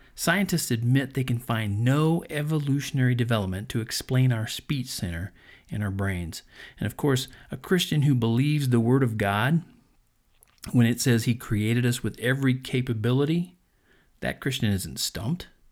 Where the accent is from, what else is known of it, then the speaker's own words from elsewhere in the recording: Colorado, United States; here in my home state.